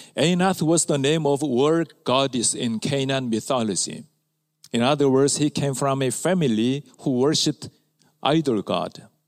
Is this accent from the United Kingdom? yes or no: no; Ulsan, South Korea; My hometown is a rural area near Ulsan, southern part of Korea